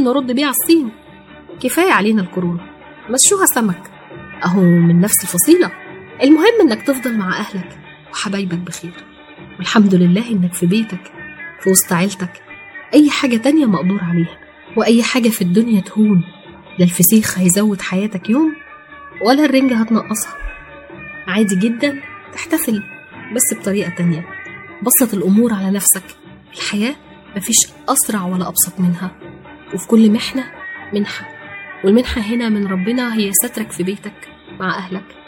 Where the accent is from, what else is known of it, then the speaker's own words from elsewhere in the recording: Egypt; احنا كمصريين بنحتفل بعيد الربيع